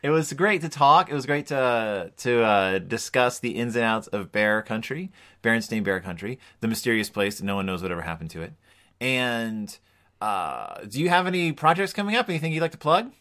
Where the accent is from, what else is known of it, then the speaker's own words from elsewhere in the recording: Spring, Texas, United States; in Spring, Texas, where I grew up